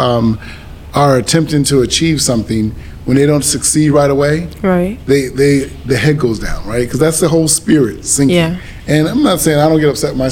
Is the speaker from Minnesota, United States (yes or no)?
no; Springfield, Massachusetts, United States; it's my hometown, Springfield